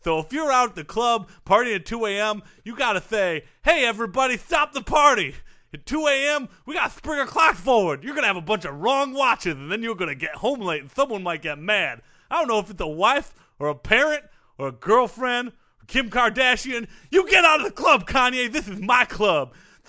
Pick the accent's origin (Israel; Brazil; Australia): Brazil; I'm from Brazil, so I know how big of a deal this is.